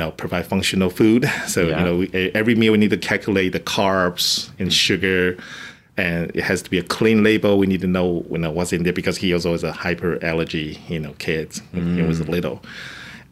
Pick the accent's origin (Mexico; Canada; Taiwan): Taiwan; English is a second language; moved away as an adult; now in United States; I'm actually coming from Taiwan. I come to the United States